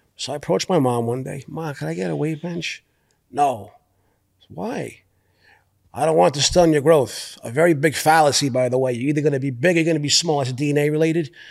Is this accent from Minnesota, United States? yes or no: no; New York City, New York, United States; I'm from Brooklyn